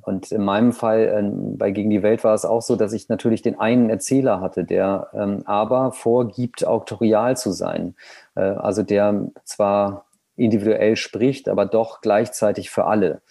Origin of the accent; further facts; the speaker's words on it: East Frisia, Lower Saxony, Germany; also born or lived in Berlin; der Ort, in dem ich geboren oder aufgewachsen bin oder die Region, also Ostfriesland